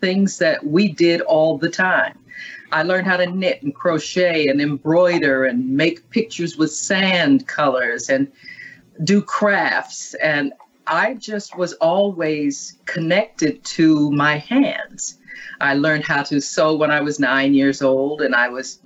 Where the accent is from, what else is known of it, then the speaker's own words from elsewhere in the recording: New York City, New York, United States; I was born and raised in Manhattan and grew up in what is now called the Projects